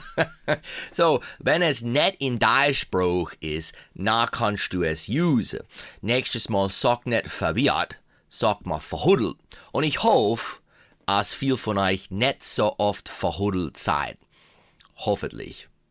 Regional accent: Pennsylvania Dutch, United States; accent: Pennsylvania Dutch; unsere Pennsylvania Steichelei

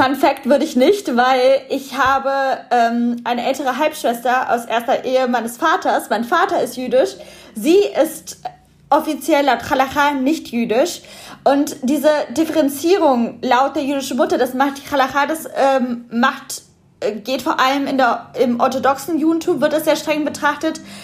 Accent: Germany; ich bin in Deutschland geboren

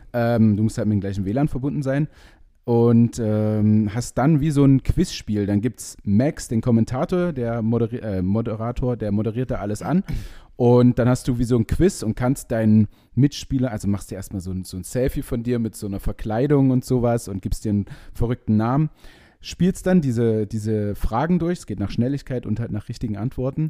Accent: Leipzig, Saxony, Germany; bei uns in Leipzig

